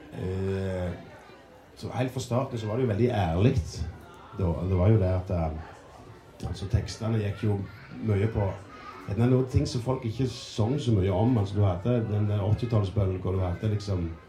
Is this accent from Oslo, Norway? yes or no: no; Ålgård, Rogaland, Norway; Jeg er fra Ålgård